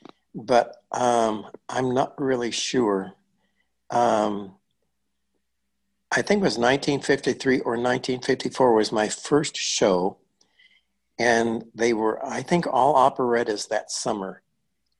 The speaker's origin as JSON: {"language": "English", "town": "Mount Pulaski", "region": "Illinois", "country": "United States", "tie": "born or raised there", "said": "I had started taking dance lessons in my hometown, Mount Pulaski"}